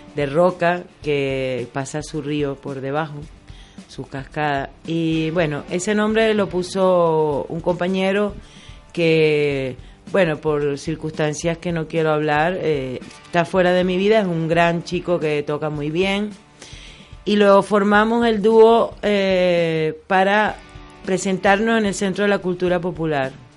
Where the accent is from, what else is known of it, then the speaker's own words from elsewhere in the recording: Venezuela; moved away as an adult; now in Canary Islands, Spain; nací en Venezuela y vengo de familia canaria.